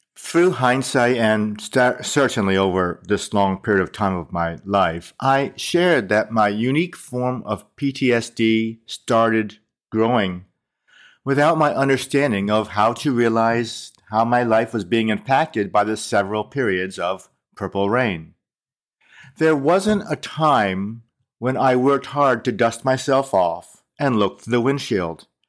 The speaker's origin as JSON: {"language": "English", "country": "United States", "tie": "born or raised there", "said": "I grew up in America as an Asian American"}